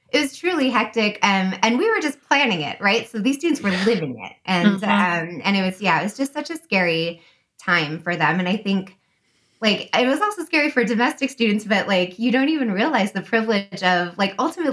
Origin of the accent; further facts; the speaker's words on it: United States; first language English; she opted to raise her children to be as American as possible